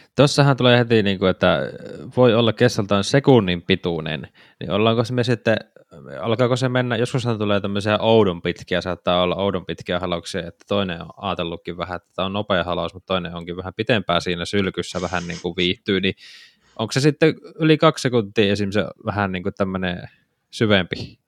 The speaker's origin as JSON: {"language": "Finnish", "region": "Savo", "country": "Finland", "said": "Nyt mä savolaisena täältä vaan huutelen sinne Pohjanmaan suuntaan."}